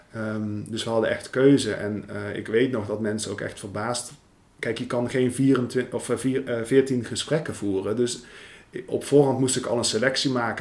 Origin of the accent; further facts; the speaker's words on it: Veldhoven, North Brabant, Netherlands; accent: Brabants; moved away as an adult; also born or lived in western Netherlands / Amsterdam; ik kom uit Brabant. Ik ben geboren en getogen in Veldhoven. En op mijn twintigste ben ik naar, eh, naar het westen verhuisd.